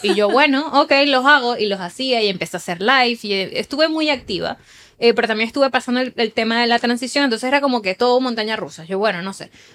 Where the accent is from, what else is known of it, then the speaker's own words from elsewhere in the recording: Puerto Ordaz, Bolívar, Venezuela; moved away as an adult; also born or lived in Chile / United States; now in Spain; de donde soy yo, de Puerto Ordaz, Estado Bolívar